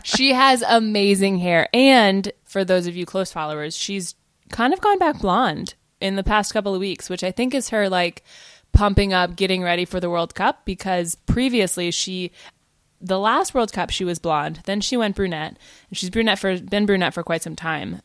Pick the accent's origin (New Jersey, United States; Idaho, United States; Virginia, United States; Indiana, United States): Virginia, United States; I grew up in Virginia